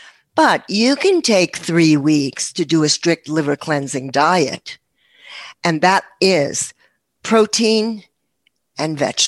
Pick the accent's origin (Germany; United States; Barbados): United States; New York; I'm a New Yorker.